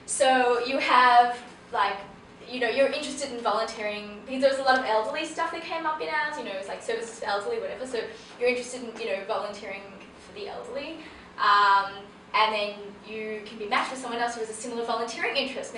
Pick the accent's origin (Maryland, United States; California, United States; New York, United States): New York, United States; New York City; I'm from Brooklyn, as you can tell.